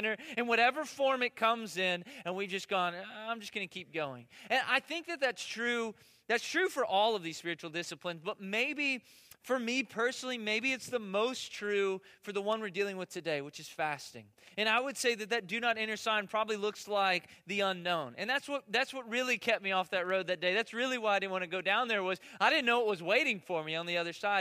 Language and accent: English; United States; I'm American